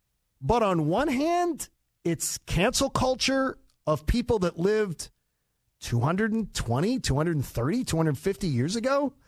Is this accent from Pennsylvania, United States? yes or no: yes; Philadelphia, Pennsylvania, United States; defacing statues like in Philadelphia, in my hometown